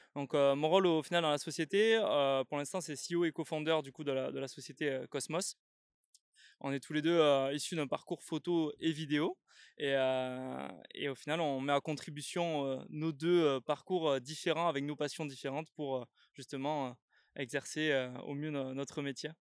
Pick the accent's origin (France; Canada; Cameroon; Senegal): France; south of France; je viens du sud de la France.